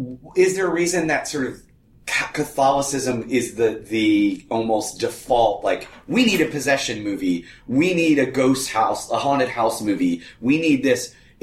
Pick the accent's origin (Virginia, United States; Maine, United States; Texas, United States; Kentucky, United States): Maine, United States; I'm from Maine, you fuckers.